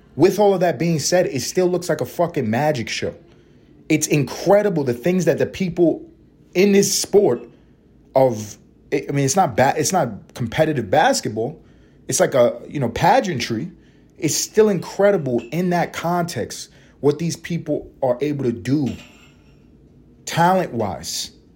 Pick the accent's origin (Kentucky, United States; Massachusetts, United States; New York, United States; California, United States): New York, United States; New York City; I grew up in the hood. I grew up in Harlem, East Harlem in particular